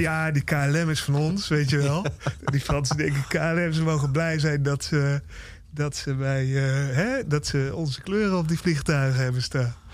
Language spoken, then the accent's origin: Dutch; Nijmegen, Gelderland, Netherlands; moved away; in Nijmegen, waar ik ben opgegroeid en lang heb gewoond